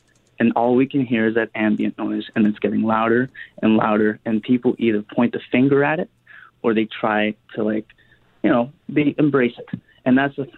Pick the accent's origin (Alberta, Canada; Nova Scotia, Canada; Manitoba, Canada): Manitoba, Canada; Steinbach; also born or lived in Winnipeg; I was about 9 when we moved to Steinbach from Winnipeg